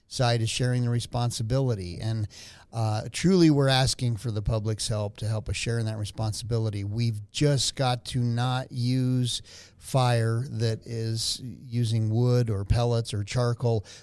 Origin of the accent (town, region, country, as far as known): Albuquerque, New Mexico, United States; born or raised there